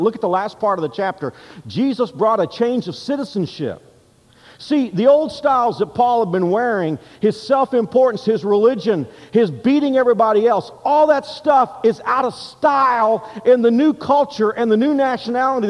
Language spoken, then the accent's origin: English; United States; now in Kansas, United States; I'm an American by birth, and I'm Kansan here